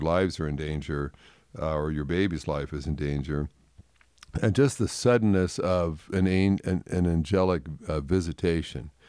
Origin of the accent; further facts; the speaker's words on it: Canada; growing up in Canada